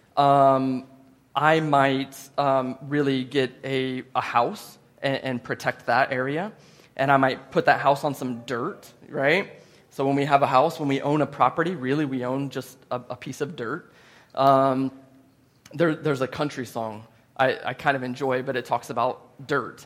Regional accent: United States; I'm from the United States of America

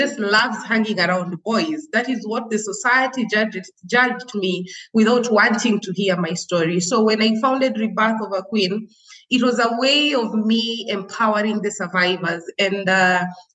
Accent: Nairobi, Kenya; also born or lived in Kajiado, Kenya; I was born and raised in Kibra. It's, you know, it's the largest slum

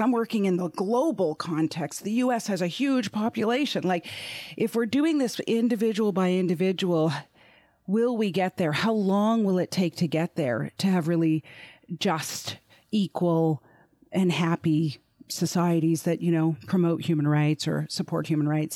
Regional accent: Canada; I'm Canadian

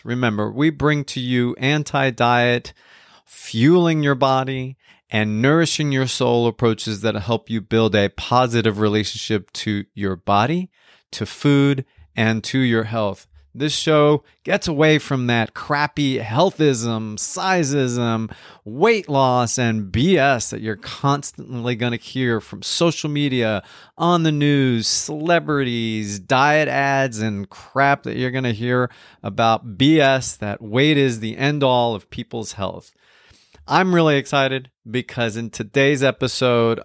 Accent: West New York, New Jersey, United States; I grew up in West New York, New Jersey

